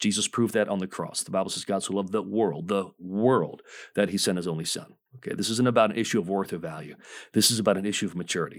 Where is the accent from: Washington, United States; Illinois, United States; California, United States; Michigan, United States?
Michigan, United States; moved away as an adult; the first forty years of my life, I grew up in Michigan